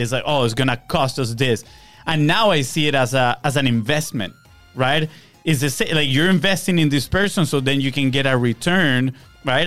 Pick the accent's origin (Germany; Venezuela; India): Venezuela; now in Florida, United States; we are from Venezuela